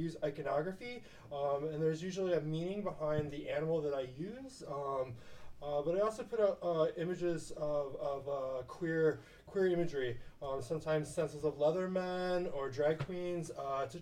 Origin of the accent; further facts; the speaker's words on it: Milwaukee, Wisconsin, United States; moved away; Milwaukee, Wisconsin is where I'm originally from